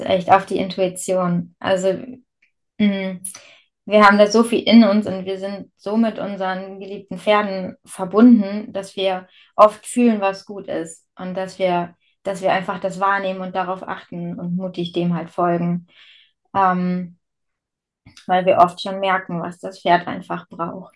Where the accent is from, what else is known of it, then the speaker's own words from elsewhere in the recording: Verden district, Lower Saxony, Germany; now in Bad Bentheim, Germany; meine alte Heimat ist der Landkreis Verden, also bei dir in der Nähe